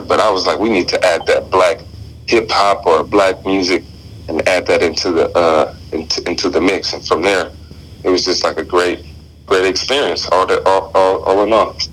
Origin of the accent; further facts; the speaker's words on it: Las Vegas, Nevada, United States; moved away as an adult; now in Eugene, United States; growing up in Las Vegas, I'm from Las Vegas, Nevada